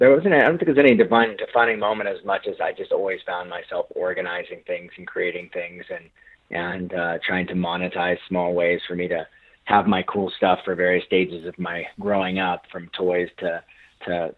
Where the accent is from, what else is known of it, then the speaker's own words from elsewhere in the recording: Burlingame, California, United States; I grew up in Burlingame, California